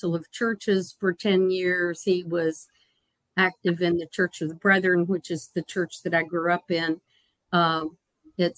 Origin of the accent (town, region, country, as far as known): Broadway, Virginia, United States; born or raised there; also born or lived in Richmond, Virginia